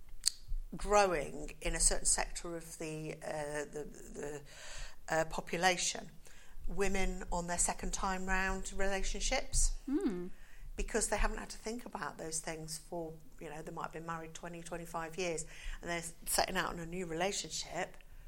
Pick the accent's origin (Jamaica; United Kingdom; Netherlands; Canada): United Kingdom